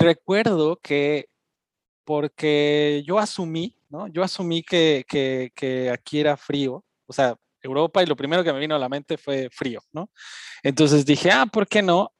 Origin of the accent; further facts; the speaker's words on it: Mexico City, Mexico; now in Germany; yo también soy chilango